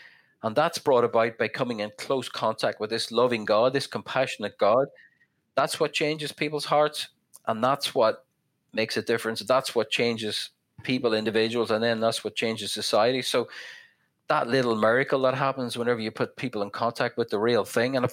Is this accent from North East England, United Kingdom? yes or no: no; west of Northern Ireland, United Kingdom; now in Belfast, United Kingdom; growing up in the North, I'm from the west of Northern Ireland, it's a very rural place